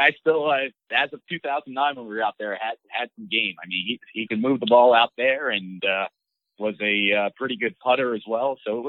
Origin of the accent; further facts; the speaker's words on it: East Coast, United States; for me being growing up on the East Coast, I struggled so bad helping him with the greens.